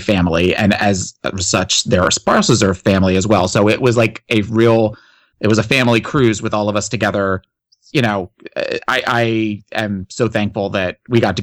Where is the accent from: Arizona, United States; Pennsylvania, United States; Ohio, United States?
Pennsylvania, United States; Philadelphia; now in Florida, United States; I grew up north in the Philadelphia area